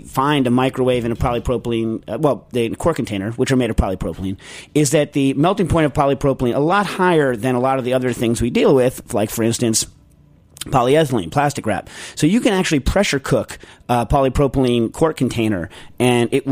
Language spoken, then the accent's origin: English; New York, United States; I'm from New York too.